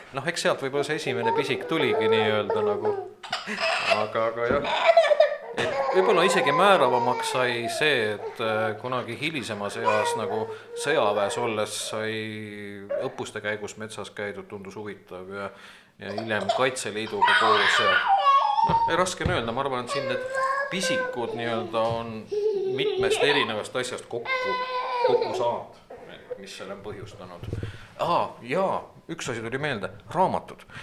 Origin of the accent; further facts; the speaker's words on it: Tartu, Tartu County, Estonia; moved away as an adult; now in Valga County, Estonia; põline tartlane